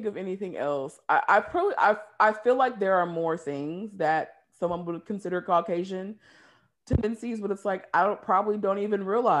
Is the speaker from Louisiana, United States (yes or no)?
no; Seattle, Washington, United States; moved away; growing up in the Northwest